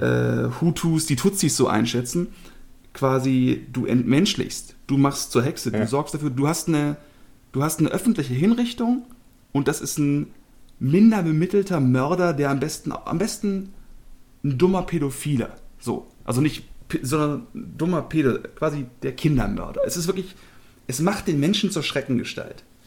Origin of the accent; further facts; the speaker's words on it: Germany; Als Deutsche